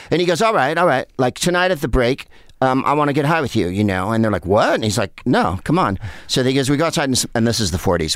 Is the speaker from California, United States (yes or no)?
yes; San Carlos, California, United States; moved away as an adult; also born or lived in Los Angeles; booze and pot were everything in where I grew up in San Carlos